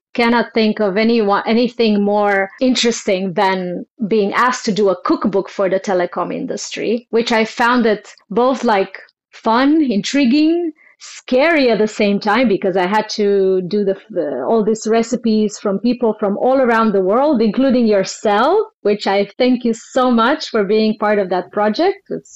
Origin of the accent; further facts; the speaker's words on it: Bucharest, Romania; moved away as an adult; also born or lived in London, United Kingdom; now in Barcelona, Spain; As a child, I grew up quite free and roamed with nature and had a lot of opportunities to explore my talents in various ways and forms. I had a really beautiful childhood. In Bucharest, in Romania